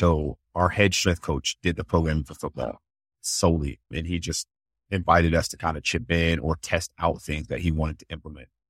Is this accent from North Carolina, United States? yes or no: no; Columbus, Ohio, United States; moved away as an adult; also born or lived in Tennessee / Chicago; born and raised in Columbus, Ohio